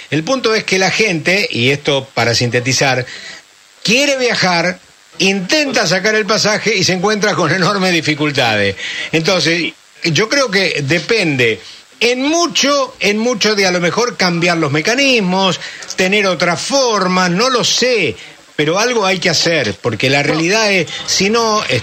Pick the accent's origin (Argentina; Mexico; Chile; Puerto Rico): Argentina; San Pedro, Buenos Aires Province